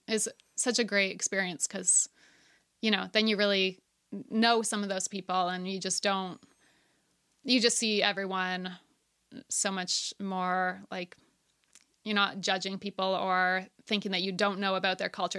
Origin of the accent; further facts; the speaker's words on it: Ontario, Canada; moved away as an adult; now in Nova Scotia, Canada; I grew up in Ontario